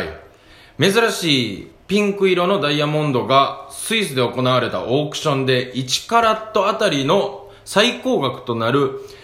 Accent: Kansai, Japan; accent: Kansai dialect; 関西弁でニュース読んでる

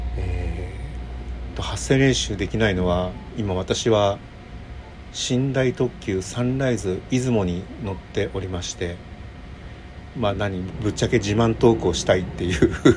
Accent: Tokyo, Japan; 僕は東京生まれ東京育ちなんですが

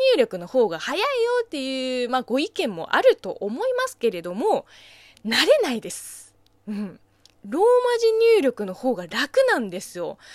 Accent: China; Japanese is a second language; now in Japan; 中国生まれ、中国 育ちの私

